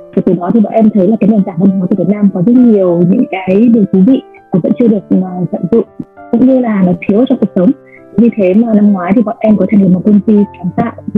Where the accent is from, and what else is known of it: Vietnam